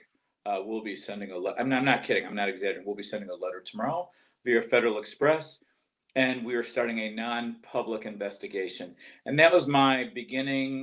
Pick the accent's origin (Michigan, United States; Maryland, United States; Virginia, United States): Michigan, United States; Detroit; moved away as an adult; also born or lived in Atlanta, Georgia; now in Georgia, United States; But I left in 83. I grew up in Detroit.